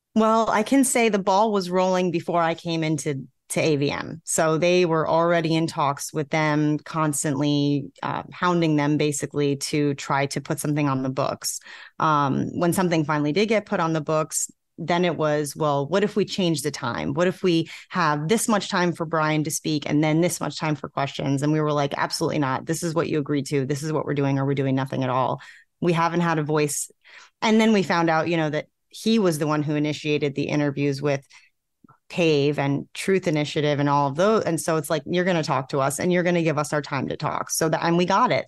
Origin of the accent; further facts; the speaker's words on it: New York, United States; moved away as an adult; now in South Carolina, United States; I'm from New York. Um, most of my friends and family still live in New York